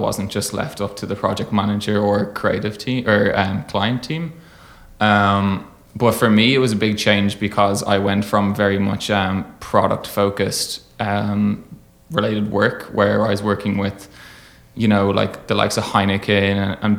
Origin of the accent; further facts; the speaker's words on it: Dublin, Leinster, Ireland; And I was like, no, I'm from Dublin, I'm from Ireland.